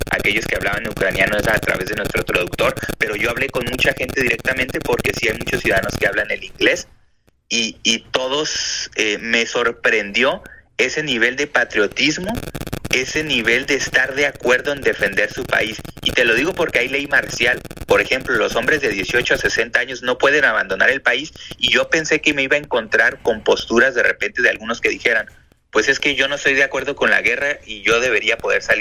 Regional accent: Baja California, Mexico; En Instagram estoy como … BC es porque soy del estado de Baja California

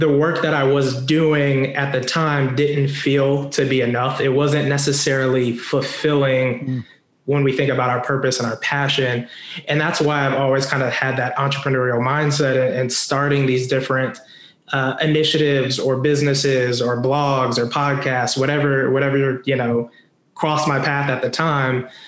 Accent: Denver, Colorado, United States; I grew up or I claim uh, Denver, Colorado as my hometown.

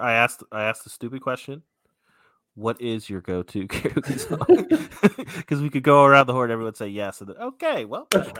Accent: Pittsburgh, Pennsylvania, United States; moved away; So I'm from Pittsburgh originally.

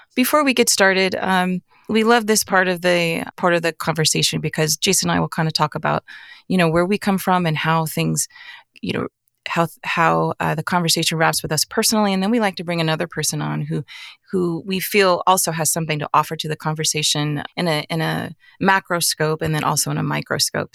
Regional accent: Arizona, United States; I grew up in Arizona

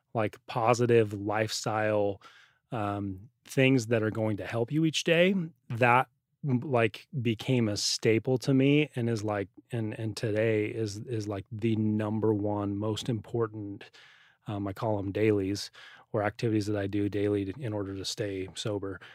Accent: Utah, United States; growing up in Utah, they have it as a part of your school

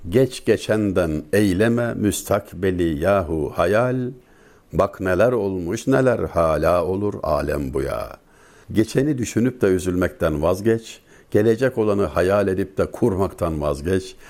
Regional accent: Denizli, Turkey; Ben Denizli'liyim. Bizim oranın yatağın kasabası.

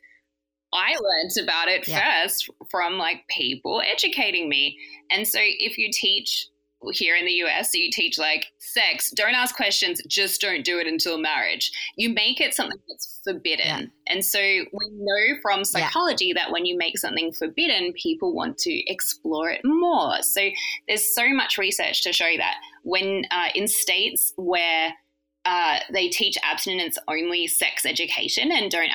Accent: Australia; I grew up in Australia.

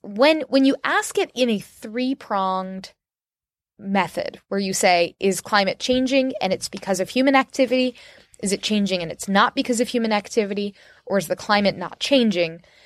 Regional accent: Orlando, Florida, United States; moved away; I love my hometown. I didn't like it when I was growing up there

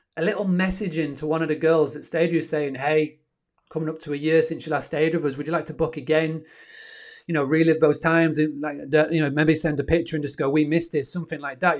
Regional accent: Yorkshire and the Humber, United Kingdom; up in good old Yorkshire, and I'm from Yorkshire, where the internet's not the best.

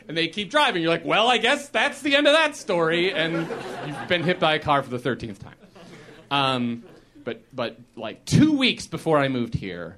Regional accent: Chicago, Illinois, United States; moved away as an adult; now in Los Angeles, United States; I grew up in Chicago. Spent my whole life in Chicago until 2 weeks ago.

